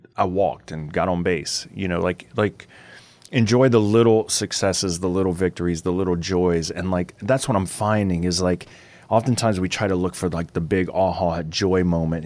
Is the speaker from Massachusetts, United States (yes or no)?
no; Louisiana, United States; We're from Louisiana